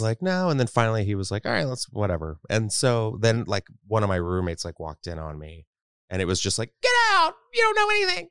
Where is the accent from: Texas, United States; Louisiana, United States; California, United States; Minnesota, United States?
Texas, United States; I grew up in Texas